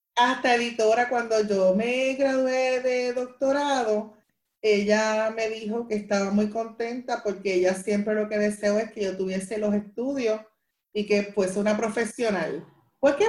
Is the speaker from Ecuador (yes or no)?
no; Carolina, Puerto Rico; yo soy aquí de Carolina, eh, toda mi vida me crié aquí